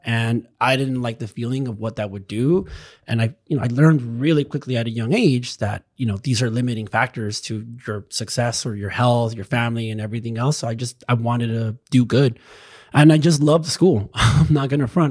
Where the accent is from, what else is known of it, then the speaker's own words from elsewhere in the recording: Chula Vista, California, United States; now in Los Angeles, United States; where I grew up in Chula Vista